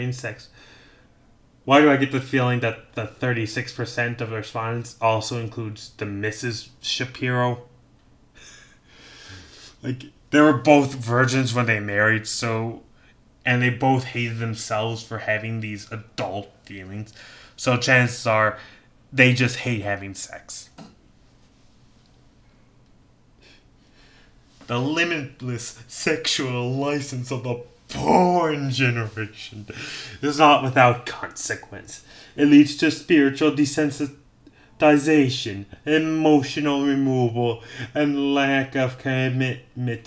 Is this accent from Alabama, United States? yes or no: no; Illinois, United States; my home state of Illinois